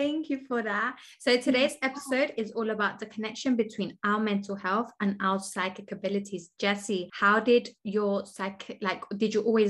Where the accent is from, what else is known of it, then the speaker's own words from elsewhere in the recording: London, United Kingdom; So I'm in London. So I grew up in London, but I want to relocate to Colombia. But I spent 3 months in Colombia.